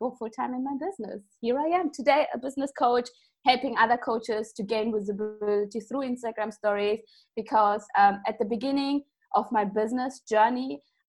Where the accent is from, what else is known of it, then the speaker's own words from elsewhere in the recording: Germany; I'm coming from Germany